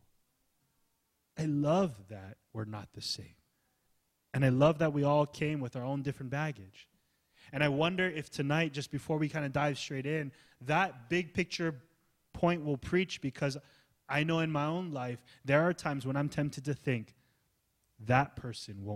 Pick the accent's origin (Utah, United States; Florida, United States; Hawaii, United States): Hawaii, United States; also born or lived in California; I was born in Cali, I was raised in Hawaii